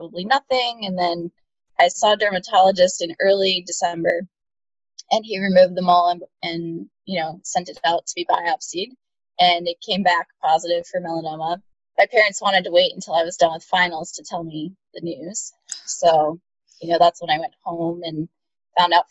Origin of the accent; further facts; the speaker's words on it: New York, United States; also born or lived in Boston; I'm from New York State, about an hour north of the city.